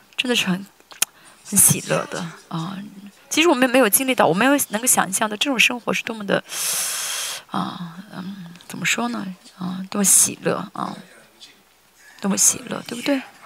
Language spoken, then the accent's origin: Chinese; South Korea; 我是韩国人嘛